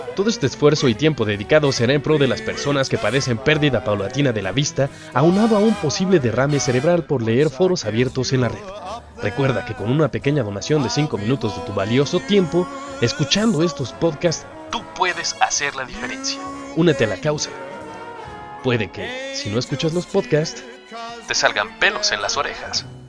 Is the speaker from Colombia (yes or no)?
no; Mexico; somos mexicanos